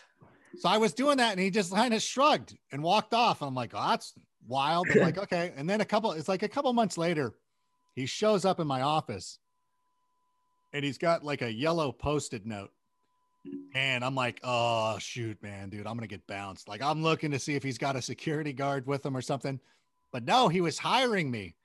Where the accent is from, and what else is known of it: United States